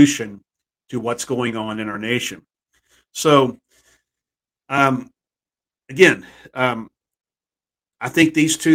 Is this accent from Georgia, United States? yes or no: no; Texas, United States; moved away; my hometown back in Texas